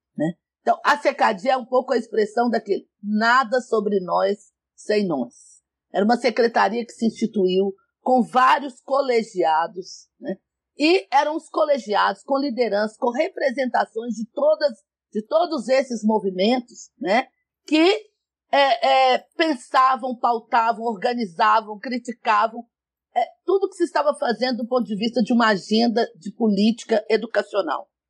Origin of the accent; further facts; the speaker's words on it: São Gonçalo do Pará, Minas Gerais, Brazil; Eu nasci no interior de Minas, em São Gonçalo do Pará